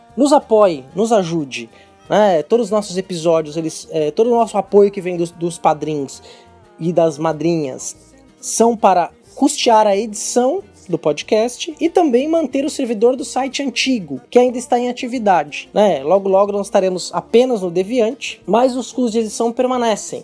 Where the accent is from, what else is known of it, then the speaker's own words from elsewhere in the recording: Brazil; o país que tem a maior população negra fora da África, sim, sim. que somos nós